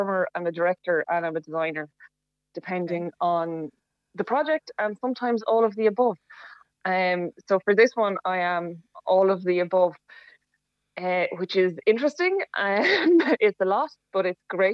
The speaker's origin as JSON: {"language": "English", "town": "Bagnalstown", "region": "Leinster", "country": "Ireland", "also_born_or_lived": "Carlow Town", "lives_now": "Carlow, Ireland", "said": "I'm from Bagnallstown, but based in Carlow Town at the moment"}